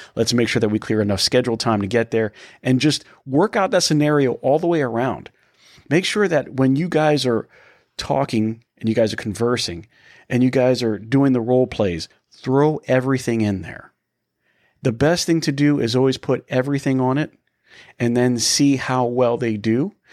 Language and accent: English; Tampa, Florida, United States; We are from the Tampa area, Danny